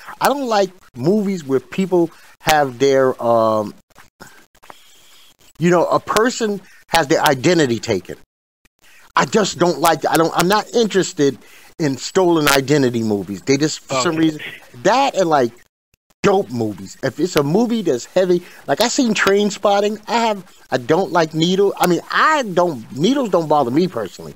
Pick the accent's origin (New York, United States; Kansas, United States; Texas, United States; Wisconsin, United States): New York, United States; New York City; I'm from Bed-Stuy